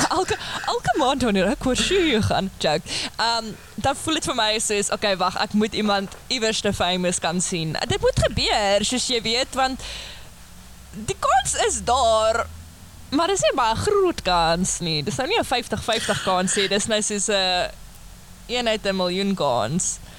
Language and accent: Afrikaans; George, Western Cape, South Africa; moved away as an adult; now in Stellenbosch, South Africa; Ek kom van Georgia.